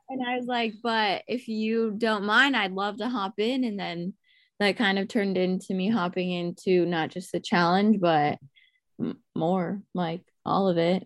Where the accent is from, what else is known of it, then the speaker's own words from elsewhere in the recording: Alaska, United States; I grew up in Alaska. Um, I was born and raised here